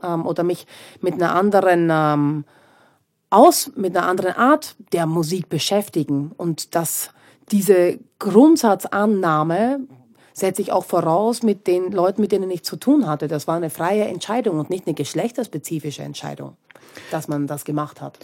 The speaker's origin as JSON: {"language": "German", "country": "Austria", "moved": "yes", "said": "ich bin aus Österreich weg"}